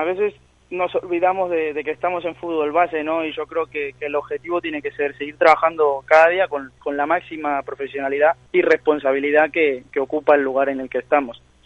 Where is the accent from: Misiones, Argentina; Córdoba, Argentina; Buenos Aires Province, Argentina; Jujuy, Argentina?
Buenos Aires Province, Argentina; Monte Grande; now in Spain; Yo de Buenos Aires, de Argentina, Monte Grande